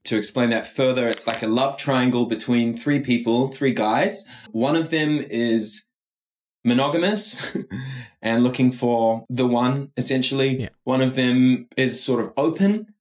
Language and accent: English; New Zealand; I'm Kiwi